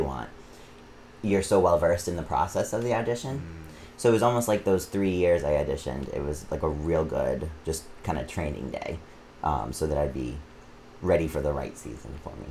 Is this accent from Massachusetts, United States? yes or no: yes; Auburn, Massachusetts, United States; now in Worcester, United States; I grew up in Auburn, Massachusetts. I live in Worcester